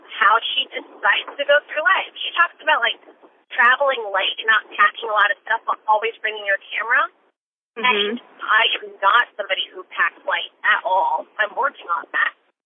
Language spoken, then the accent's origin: English; Connecticut, United States; I grew up in Connecticut